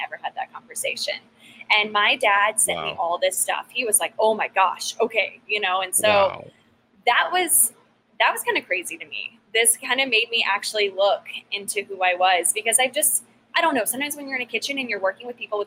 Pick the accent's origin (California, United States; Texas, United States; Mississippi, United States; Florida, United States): Texas, United States; how I grew up, you know, it's the Texan, it's the mom cooking